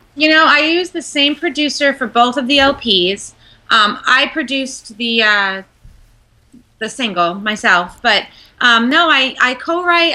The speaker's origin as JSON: {"language": "English", "area": "Long Island", "region": "New York", "country": "United States", "tie": "born or raised there", "also_born_or_lived": "Tampa, Florida", "moved": "as an adult", "lives_now": "Beverly Hills, United States", "said": "born and raised in New York"}